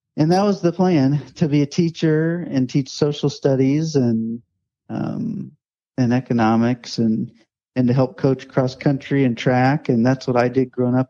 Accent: Indianapolis, Indiana, United States; moved away as an adult; also born or lived in Illinois / Mount Vernon, Ohio / Kansas City / Ashland, Kentucky; I grew up in Indiana, and I'm from Indianapolis. Grew up there

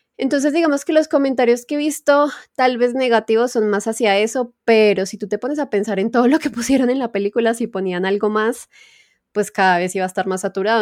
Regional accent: Colombia; la mayoría también de colombianos nos halagamos

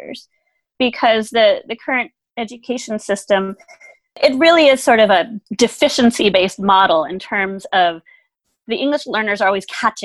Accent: United States; first language German; English is a second language; I am actually a first-generation American. That's just not obvious because my parents are both from Germany. So I look white European. I've lived here my whole life, so I have the accent.

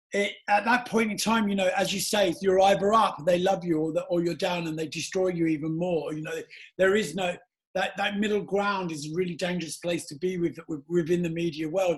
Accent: London, United Kingdom; also born or lived in Soho, London; I was brought up in Battersea

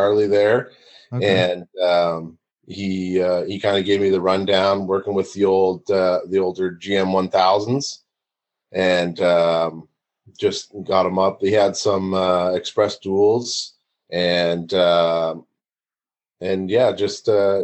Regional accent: Oakville, Ontario, Canada; my hometown of Oakville

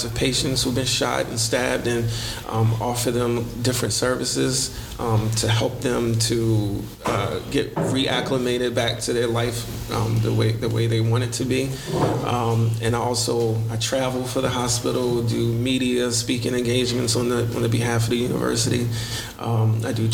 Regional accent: Baltimore, Maryland, United States; I'm born and raised in Baltimore.

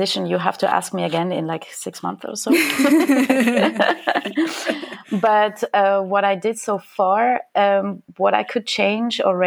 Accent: Switzerland; moved away as an adult; now in Germany; I'm actually from Switzerland, but living in Germany for the past 6 years.

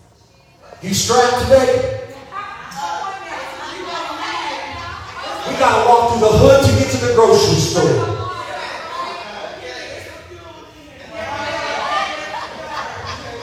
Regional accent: Cleveland, Ohio, United States; I was raised in the city. I was born right outside of Cleveland, Ohio, so I know what the hood is

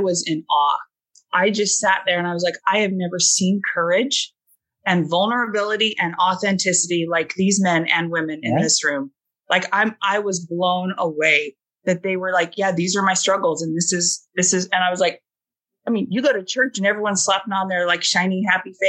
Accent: Southern California, United States; I grew up in Southern California, but it could have been Provo or Boise of how sheltered and fundamentalist I was raised

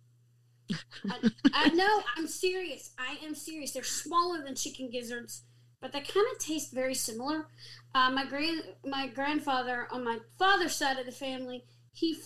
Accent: the South, Southern United States, United States; Southern folks like me

